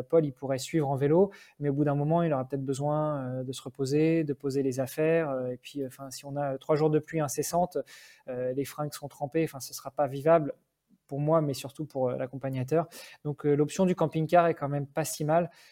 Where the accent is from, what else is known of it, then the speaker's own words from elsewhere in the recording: France; moved away as an adult; now in Luxembourg; même si j'habite Luxembourg depuis 15 ans, je suis français, je suis d'origine même franco-italienne